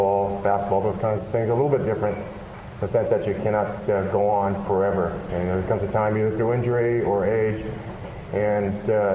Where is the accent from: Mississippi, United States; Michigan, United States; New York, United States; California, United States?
California, United States; San Francisco Bay Area; San Francisco, which is my hometown, which is where I'm from, or near there